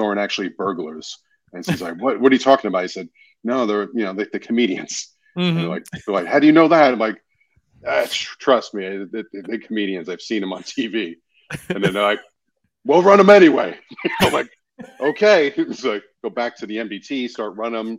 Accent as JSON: {"language": "English", "town": "New York City", "region": "New York", "country": "United States", "tie": "born or raised there", "moved": "yes", "lives_now": "Los Angeles, United States", "said": "growing up in Queens, New York, you know, one of the five boroughs"}